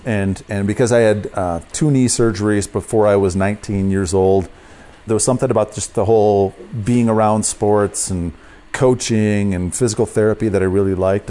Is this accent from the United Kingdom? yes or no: no; Columbia County, South Central Wisconsin, United States; I grew up in South Central Wisconsin, about thirty miles straight north of Madison.